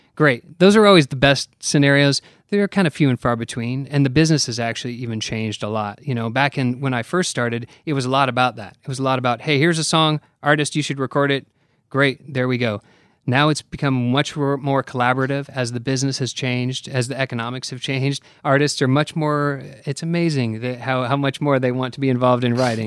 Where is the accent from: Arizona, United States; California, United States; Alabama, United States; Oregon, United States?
Oregon, United States; moved away as an adult; now in Nashville, United States; I grew up in Oregon